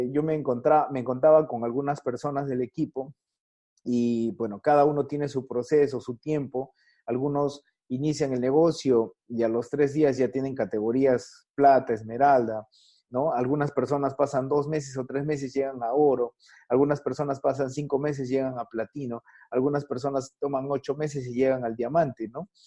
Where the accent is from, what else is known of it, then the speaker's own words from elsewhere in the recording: Chepén, La Libertad, Peru; Yo soy de Chepén, Eso, de Chepén.